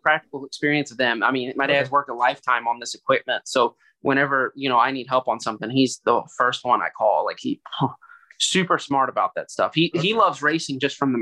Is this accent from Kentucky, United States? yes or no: yes; Louisville, Kentucky, United States; I grew up in the South End of Louisville.